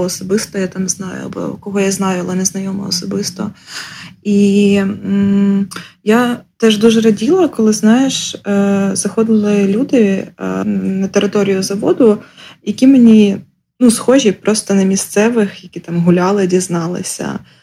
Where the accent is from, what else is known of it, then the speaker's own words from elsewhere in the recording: Ukraine; also born or lived in Lviv / Zhytomyr; now in Kyiv, Ukraine; Народилася в селі, виросла в місті на 30 тисяч, потім жила у Львові, Житомирі, Києві